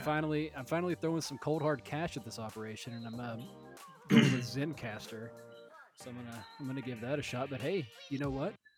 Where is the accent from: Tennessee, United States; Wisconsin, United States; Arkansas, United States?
Tennessee, United States; Middle; moved away; I grew up in like Middle Tennessee in the Bible Belt